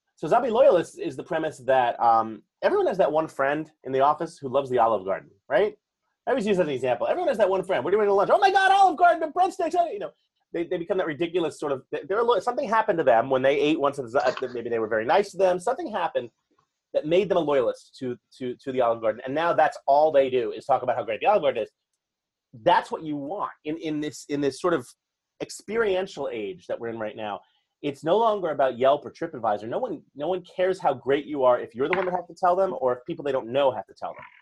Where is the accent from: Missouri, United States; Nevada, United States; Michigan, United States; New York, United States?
New York, United States; New York City; born and raised in New York City all my life